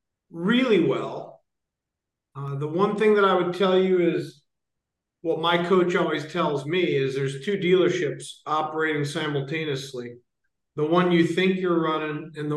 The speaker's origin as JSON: {"language": "English", "region": "Ohio", "country": "United States", "tie": "born there", "also_born_or_lived": "Michigan / Florida / North Carolina", "lives_now": "San Francisco, United States", "said": "I was born in Ohio, lived in Michigan, lived in Florida, lived in North Carolina, and now I'm out here."}